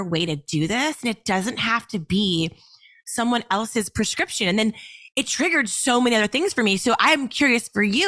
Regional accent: Baltimore, Maryland, United States; moved away as an adult; now in California, United States; I grew up on the East Coast in Baltimore, Maryland

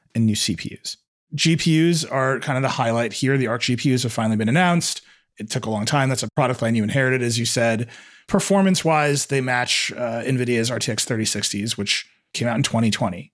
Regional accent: Wisconsin, United States; my home state of Wisconsin

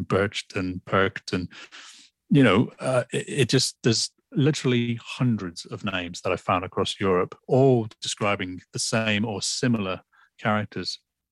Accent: Lytham St Annes, North West England, United Kingdom; also born or lived in Liverpool; my hometown in England. I, at the age of 10 years old, I was born in Liverpool, but at 10 years old, I moved to the northwest of England in a little town called Lytham St. Anne's

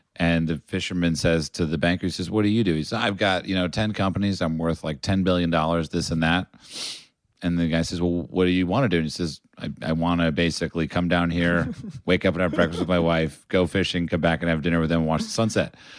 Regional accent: United States; me being an American

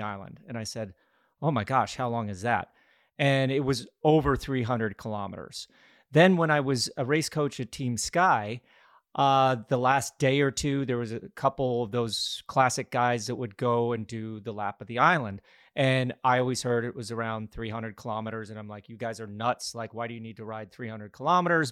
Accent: Glenwood Springs, Colorado, United States; now in Greenville, United States; My father put on some bike races and running races in my hometown of Glenwood Springs, Colorado

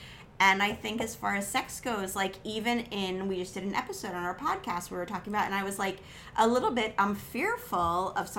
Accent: New Jersey, United States; We're from New Jersey.

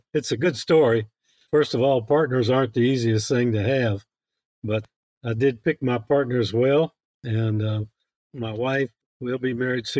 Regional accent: Atlanta, Georgia, United States; now in Columbus, Mississippi, United States; But basically, I grew up in Atlanta as a kid.

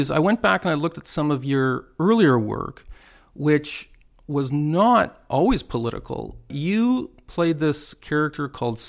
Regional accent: Toronto, Ontario, Canada; this is two Toronto people talking

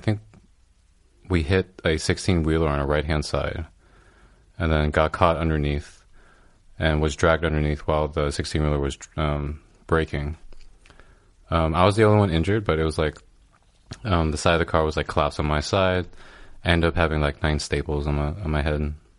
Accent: California, United States; now in New York, United States; I'm from California

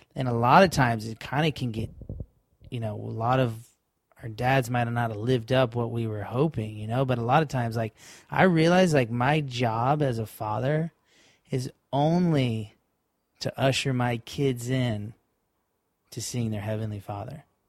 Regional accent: Florida, United States; we're kids from Florida and we're in Hawaii right now

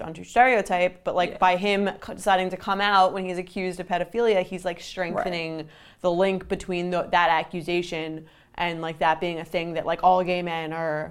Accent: Long Island, New York, United States; we grew up on Long Island

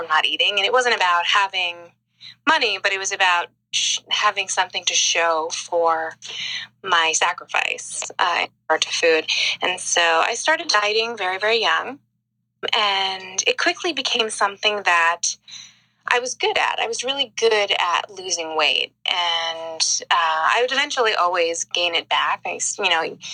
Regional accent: Long Island, New York, United States; I grew up in the suburbs of New York. I grew up on Long Island

